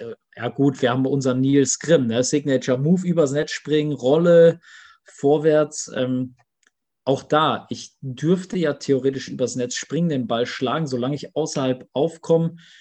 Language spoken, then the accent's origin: German; Germany; bei uns in Deutschland